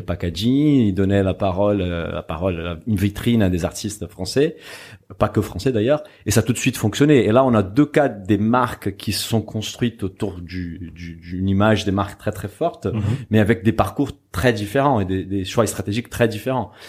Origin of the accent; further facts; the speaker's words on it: Brazil; moved away; Je suis brésilien et je, suis ma famille en fait est d'origine portugaise